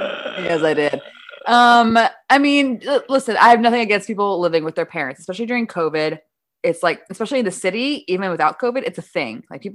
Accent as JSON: {"language": "English", "region": "Midwest", "country": "United States", "said": "I'm from the Midwest."}